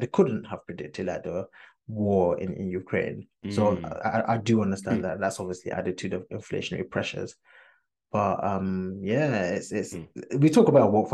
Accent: Ghana; I'm Ghanaian

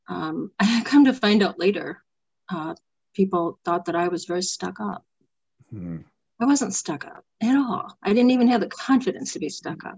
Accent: Rockford, Illinois, United States; also born or lived in Missouri; now in Pecatonica, United States; I was born in Rockford, so I'm a Rockford girl. And when I was about 6, we moved to Missouri.

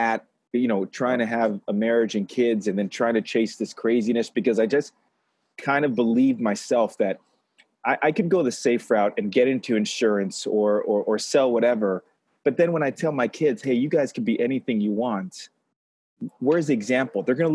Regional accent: Los Angeles, California, United States; I grew up in Los Angeles

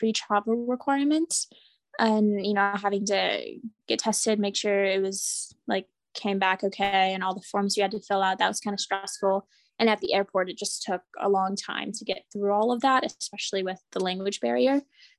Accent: Midwest, United States; you know, I'm from the Midwest, so everyone that I look at in the streets, you know, I smile and make eye contact

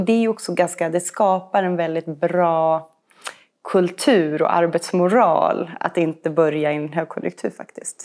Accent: Uppsala, Uppsala County, Sweden; also born or lived in Switzerland; now in Stockholm, Sweden; Eh, jag, jag föddes i Schweiz, eh, och är ju uppvuxen i Uppsala. Ehm, bor här i Stockholm med min man och tre barn

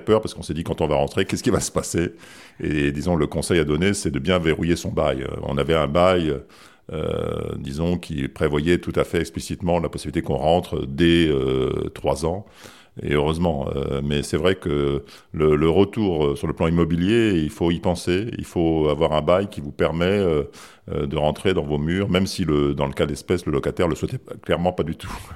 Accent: France; moved away as an adult; also born or lived in Japan / Paris

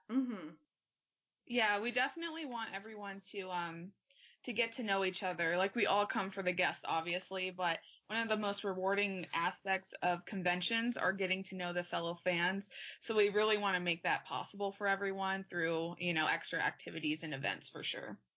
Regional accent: Arizona, United States; I'm from Arizona as well

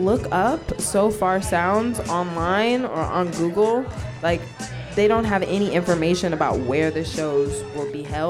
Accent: Los Angeles, California, United States; I'm the singer-songwriter of … I'm originally from Los Angeles.

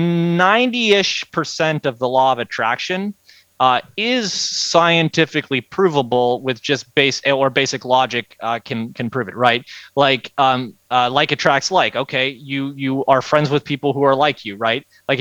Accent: Pittsburgh, Pennsylvania, United States; moved away as an adult; also born or lived in Annapolis, Maryland / Washington, District of Columbia, United States; now in Myrtle Beach, United States; I'm from Pittsburgh originally.

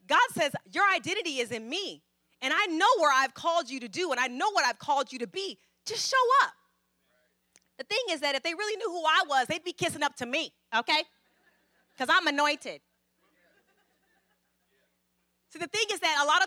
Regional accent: Fairfield, California, United States; also born or lived in Vallejo; I'm from Fairfield, but, you know, I went to school in Vallejo

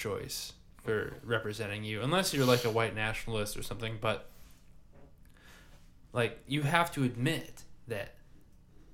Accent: United States; me being an American

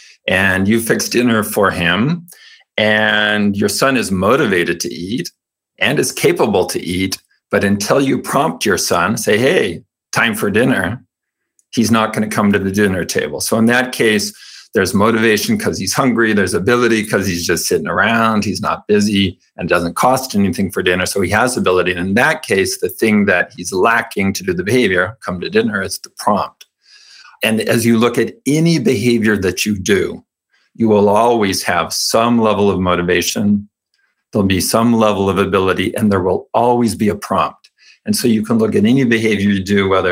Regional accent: California, United States; I was raised Mormon in California

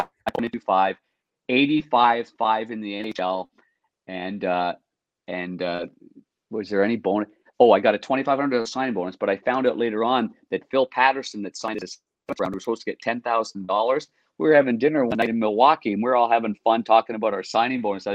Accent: Nepean, Ontario, Canada; moved away; I came from Nepean, Ontario

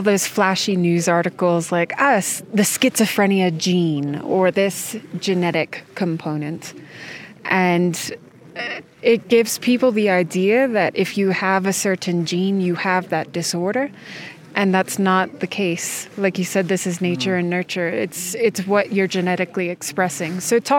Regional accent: United States; born there; also born or lived in Denmark; I was born in the United States.

